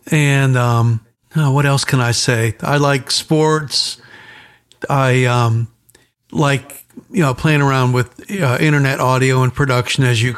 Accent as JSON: {"language": "English", "town": "Newport News", "region": "Virginia", "country": "United States", "moved": "as an adult", "lives_now": "Pittsburgh, United States", "said": "I'm originally from Virginia, Newport News, Virginia area."}